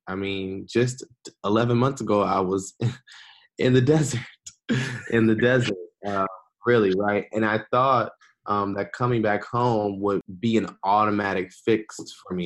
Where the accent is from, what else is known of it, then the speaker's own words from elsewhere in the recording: Detroit, Michigan, United States; also born or lived in Washington, District of Columbia, United States / Qatar; I am originally from Detroit, Michigan and that's still where I'm from. Uh, that's where I live.